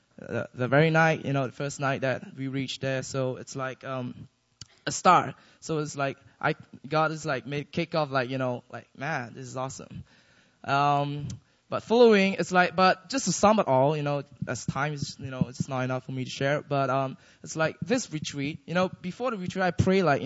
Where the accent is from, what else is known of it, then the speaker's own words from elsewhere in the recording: Malaysia; now in Seoul, South Korea; I'm from Malaysia.